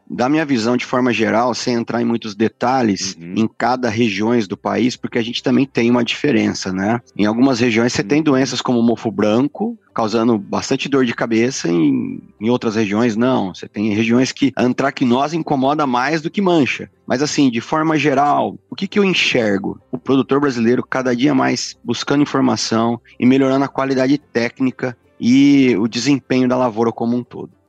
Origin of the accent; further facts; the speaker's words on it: Santa Cruz do Rio Pardo, São Paulo, Brazil; eu sou do interior de São Paulo, cidade chama Santa Cruz do Rio Pardo.